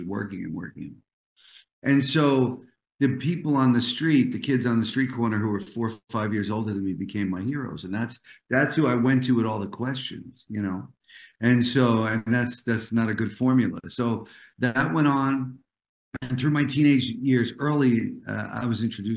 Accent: New Jersey, United States; moved away as an adult; also born or lived in New York; now in Los Angeles, United States; I'm an East Coast guy, New Yorker originally, then New Jersey most of my life.

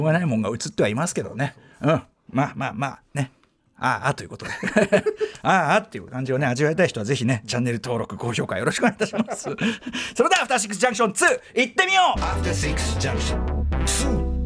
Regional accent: Bunkyo, Tokyo, Japan; 同じく文京区は私の出身でもあります千駄木

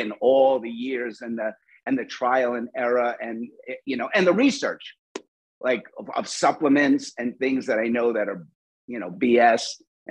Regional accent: New York, United States; now in Los Angeles, United States; Like in New York, I came from New York, so it was, didn't say.

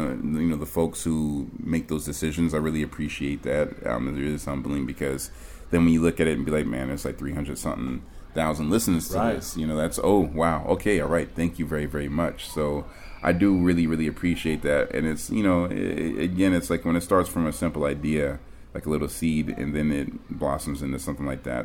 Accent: the South, United States; moved away as an adult; also born or lived in Germany / Denton, Texas / Tokyo, Japan / Los Angeles; now in New York, United States; I'm originally from the South, actually, like from Louisiana and Texas. I kind of grew up between the two.

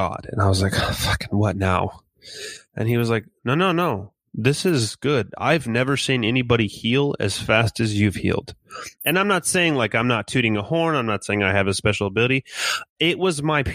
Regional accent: California, United States; moved away as an adult; also born or lived in Inland Empire; now in Kansas, United States; my wife and I are originally from California

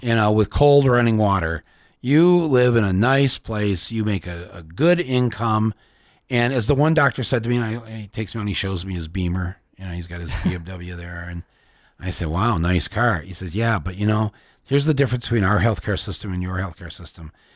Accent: Michigan, United States; I'm from Michigan

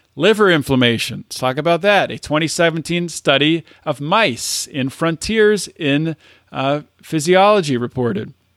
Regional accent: United States; I'm an American

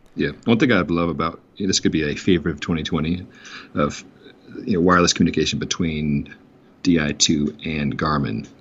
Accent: New Mexico, United States; my home state of New Mexico

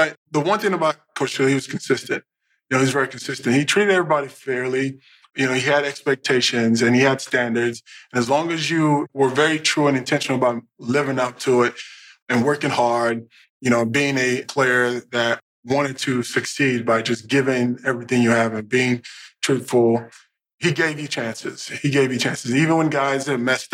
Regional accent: Dallas, Texas, United States; moved away as an adult; also born or lived in Indiana; I grew up in Dallas

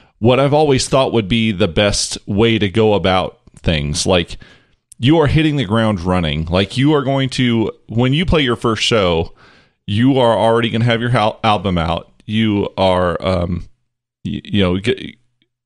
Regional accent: Cherryvale, Kansas, United States; we're from Cherryvale, Kansas, which is, you know, town of, what is it, like 2,500 people

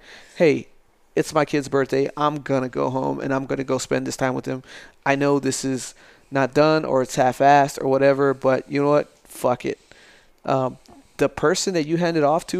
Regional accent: El Paso, Texas, United States; moved away as an adult; also born or lived in Florida; now in San Angelo, United States; I grew up in El Paso

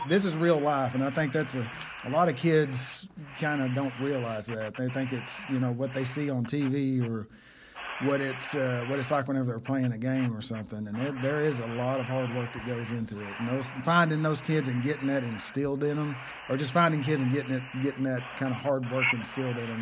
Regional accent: Fox, Oklahoma, United States; growing up in Fox in the in the nineties

